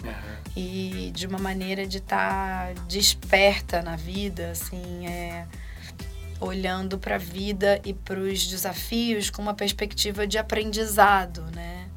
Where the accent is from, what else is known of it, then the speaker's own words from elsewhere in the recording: Rio de Janeiro, Brazil; moved away as an adult; now in Campinas, Brazil; sou carioca, sempre morei no Rio, até cinco anos atrás